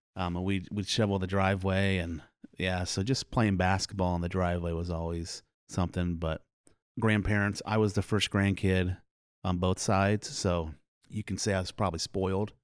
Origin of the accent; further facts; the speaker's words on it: Milo, Iowa, United States; also born or lived in Des Moines, Iowa / Indianola, Iowa / Oklahoma / Carlisle, Iowa; And I grew up in Milo. I've, I've lived in Warren County my whole life.